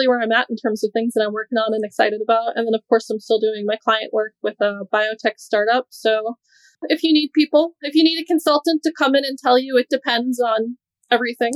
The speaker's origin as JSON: {"language": "English", "region": "New Hampshire", "country": "United States", "moved": "yes", "lives_now": "Doha, Qatar", "said": "I'm from New Hampshire. My parents, siblings and whatnot are here"}